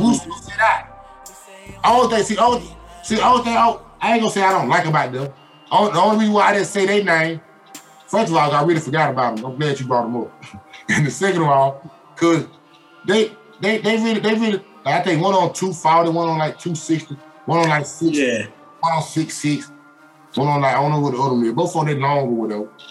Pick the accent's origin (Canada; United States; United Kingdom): United States; Atlanta, Georgia; I'm from Atlanta